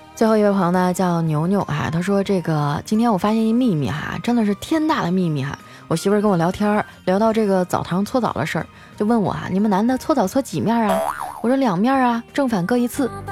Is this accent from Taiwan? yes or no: no; Northeast China, China; now in Shanghai, China; 我们东北女人的骄傲